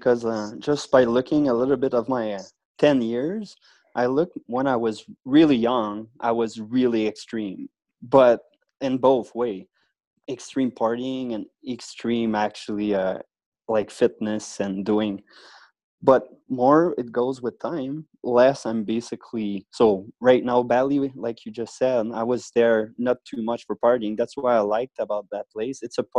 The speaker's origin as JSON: {"language": "English", "region": "Quebec", "country": "Canada", "tie": "born or raised there", "said": "So yes, outside of Quebec City"}